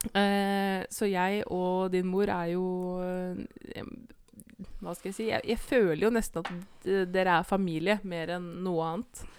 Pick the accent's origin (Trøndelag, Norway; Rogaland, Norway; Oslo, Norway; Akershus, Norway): Akershus, Norway; Eidsvoll; det er jo der jeg er fra